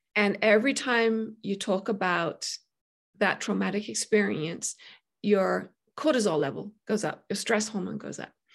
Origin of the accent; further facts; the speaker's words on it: United Kingdom; moved away; I'm British